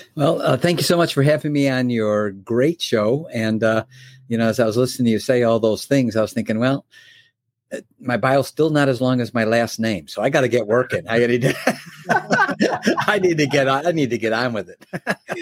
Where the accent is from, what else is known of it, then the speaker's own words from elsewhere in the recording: Chicago, Illinois, United States; also born or lived in Oak Brook, Illinois; I was born in Chicago uh, lived in an area called Oak Brook, which is a suburb of Chicago